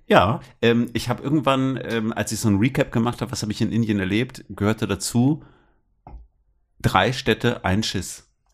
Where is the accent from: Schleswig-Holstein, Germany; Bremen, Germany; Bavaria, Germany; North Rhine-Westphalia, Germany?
Bremen, Germany; ich bin in Bremen aufgewachsen